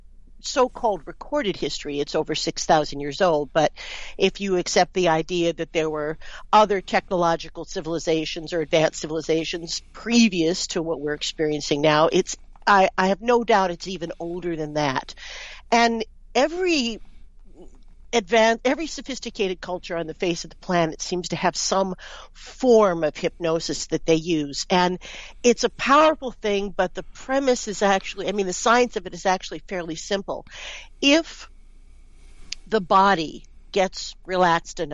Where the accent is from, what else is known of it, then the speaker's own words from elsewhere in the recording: New York City, New York, United States; moved away as an adult; now in Canada; I'm from New York City